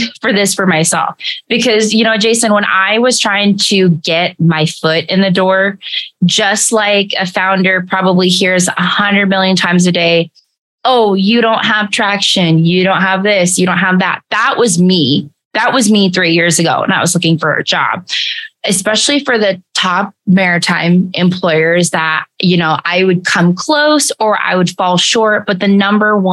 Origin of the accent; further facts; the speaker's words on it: Tacoma, Washington, United States; I grew up in Tacoma. So I grew up in Tacoma